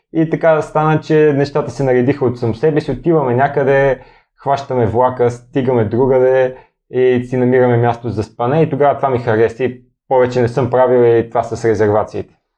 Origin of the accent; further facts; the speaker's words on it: Bulgaria; питат ме откъде си, аз казвам от България